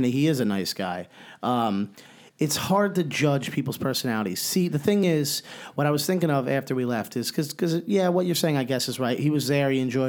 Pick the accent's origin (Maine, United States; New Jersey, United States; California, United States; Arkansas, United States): New Jersey, United States; We're from New Jersey.